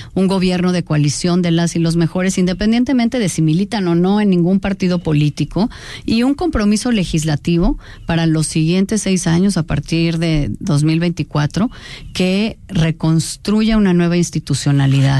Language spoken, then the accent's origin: Spanish; Mexico; forma de relacionarnos los mexicanos